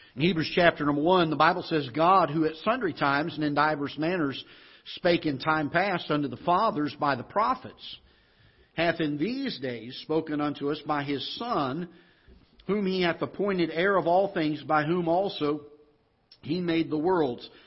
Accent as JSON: {"language": "English", "region": "Florida", "country": "United States", "tie": "born or raised there", "accent": "Southern twang", "moved": "yes", "lives_now": "Festus, United States", "said": "I grew up in the South, in Florida"}